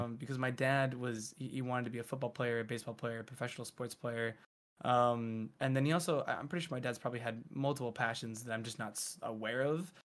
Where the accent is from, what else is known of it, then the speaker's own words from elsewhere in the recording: near Philadelphia, Pennsylvania, United States; also born or lived in Providence, Rhode Island; I was born and raised Providence and then near Philly